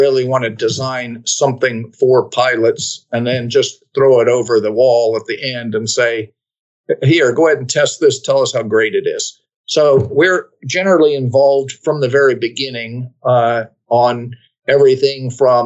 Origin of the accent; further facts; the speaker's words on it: Washington, District of Columbia, United States; moved away as an adult; also born or lived in Kansas; I'm from Washington, D.C. So my airport was Washington National at the time